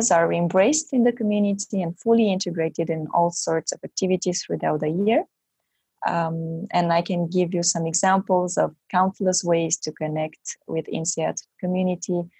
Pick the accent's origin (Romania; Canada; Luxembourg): Romania; now in Belgium; I am from originally from Romania, but I live in Belgium